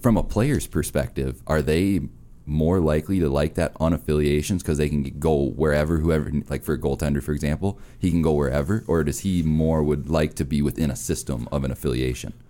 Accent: Minnesota, United States; I'm from Minnesota

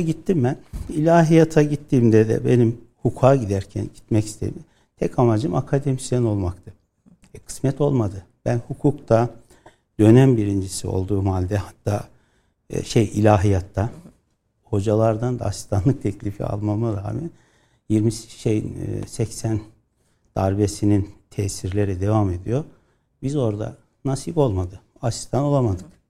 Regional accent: Yozgat Province, Turkey

